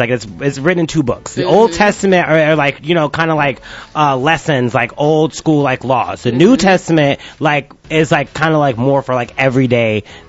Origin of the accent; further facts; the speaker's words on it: Milwaukee, Wisconsin, United States; I grew up in Wisconsin, Milwaukee.